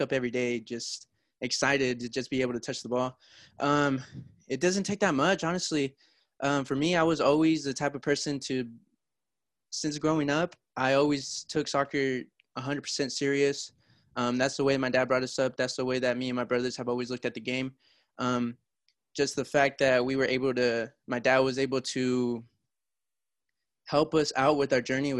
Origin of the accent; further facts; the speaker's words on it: Fresno, California, United States; I've grown up in the Valley. I'm from Fresno, California.